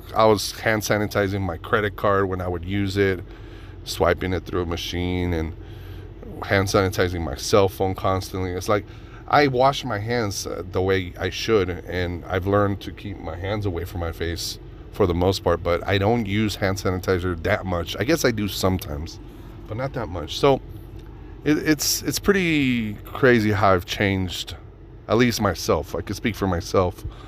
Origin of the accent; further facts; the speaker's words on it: Reno, Nevada, United States; Reno, my hometown